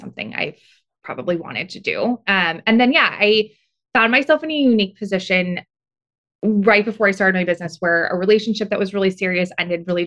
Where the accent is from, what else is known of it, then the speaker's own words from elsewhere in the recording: Beaufort, South Carolina, United States; moved away as an adult; also born or lived in Laguna Beach, California / New York City; now in California, United States; So I actually grew up in a very small town about an hour south of Charleston called Beaufort.